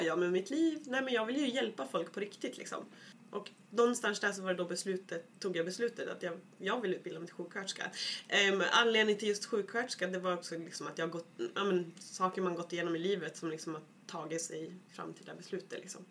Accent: Kilafors, Gävleborg County, Sweden; jag kommer från Hälsingeskogarna, en liten by som heter Kilafors

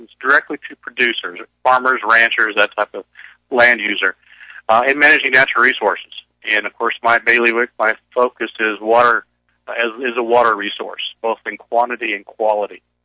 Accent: Central Coast, California, United States; I grew up in the Central Coast.

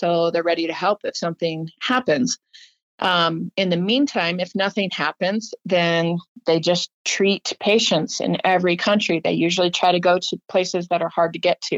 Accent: Arizona, United States; I'm from Arizona. All my family was there

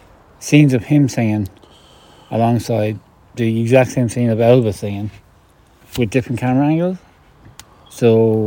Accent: Ireland; We're Irish.

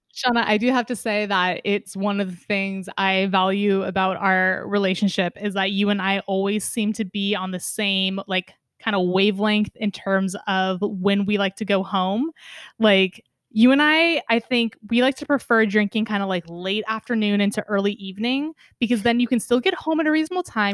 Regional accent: West Coast, United States; as an American living on the West Coast for my entire life

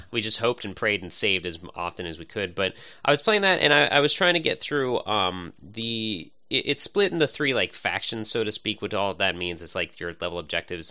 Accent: suburbs near Pittsburgh, Pennsylvania, United States; I've always grown up in the suburbs, so it's nice to find something that's twenty minutes out of the city, but also, like, a, not too far from where my mom lives, my hometown

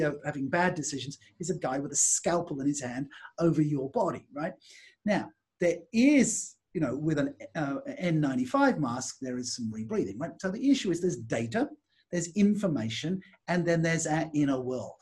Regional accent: England, United Kingdom; moved away; also born or lived in Australia / Singapore / Malaysia; when I grew up in England

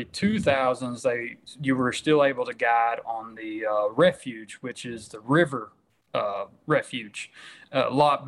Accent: Stuttgart, Arkansas, United States; born or raised there

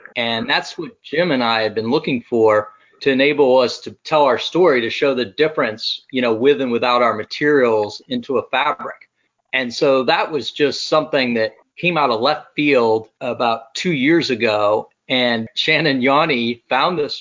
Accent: Brazil; moved away; growing up in Brazil

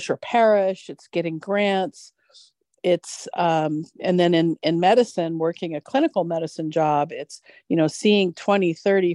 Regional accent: United States; growing up in America

